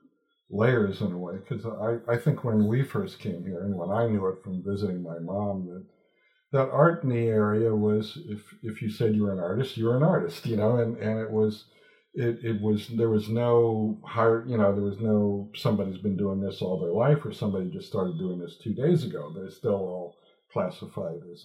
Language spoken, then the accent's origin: English; New York City, New York, United States; now in St. Petersburg, United States; I'm from New York City.